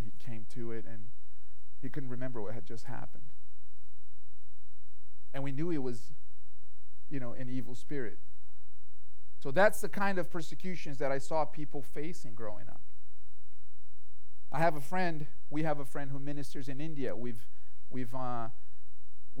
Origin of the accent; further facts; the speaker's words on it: Brazil; moved away; growing up in Brazil, my family had a lot of exposure to spirituality.